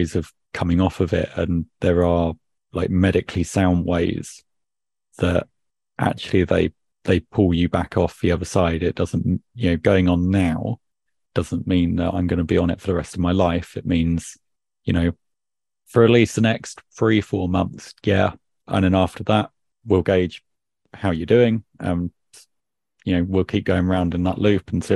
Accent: United Kingdom; being British

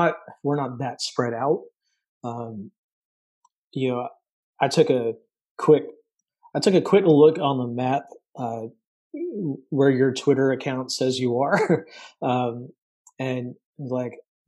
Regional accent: Massachusetts, United States; moved away; also born or lived in upstate New York; I grew up in Massachusetts

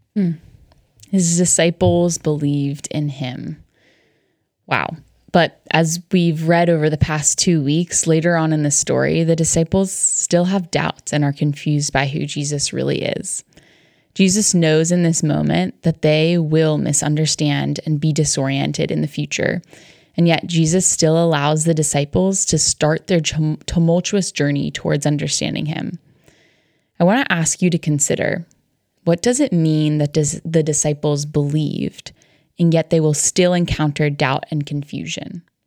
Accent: Connecticut, United States; I grew up in Connecticut

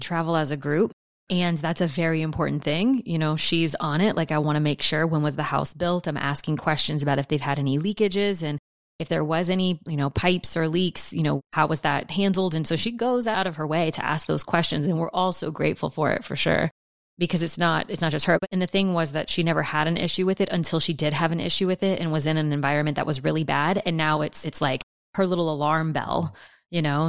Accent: New Orleans, Louisiana, United States; I'm from New Orleans. I've lived in houses that have flooded my whole life

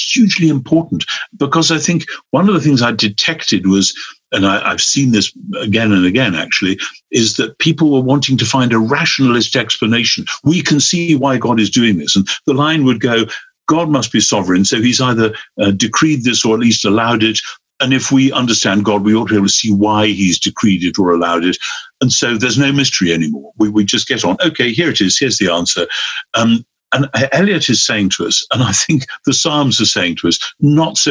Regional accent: England, United Kingdom; now in Oxford, United Kingdom; I'm English

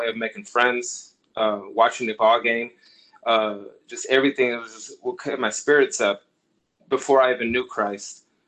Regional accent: Los Angeles, California, United States; also born or lived in Moreno Valley / Orange County; So I was born in Los Angeles area. We lived in Compton. From there, we moved to Moreno Valley, California, came into Orange County, California.

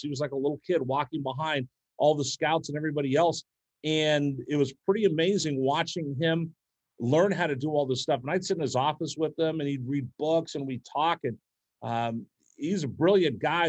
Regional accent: Bay Area, California, United States; moved away; also born or lived in Bakersfield, California; I grew up in the Bay Area

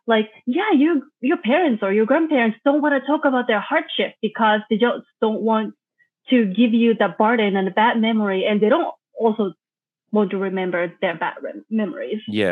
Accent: Japan; moved away; I'm originally from Japan. I was born and raised there.

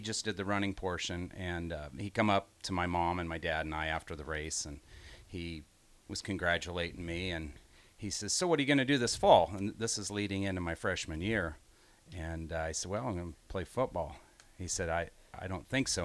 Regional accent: Grand Island, Nebraska, United States; also born or lived in Hickman, Nebraska; I grew up in Grand Island

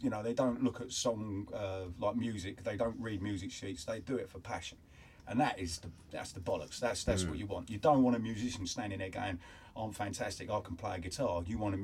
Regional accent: Enfield, London, United Kingdom; I grew up in a place, started off in Enfield, and we used to go to Camden Town every Sunday

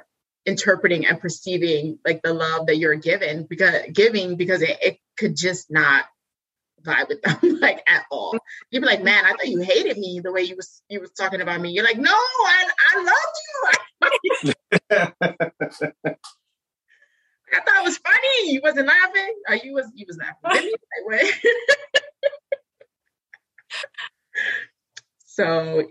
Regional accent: New York, United States; we're all from New York

